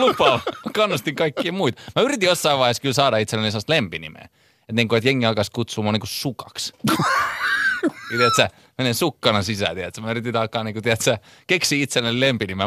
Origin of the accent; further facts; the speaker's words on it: Helsinki, Uusimaa, Finland; mä oon Munkkivuoresta, joka on eri asia kuin Munkkiniemi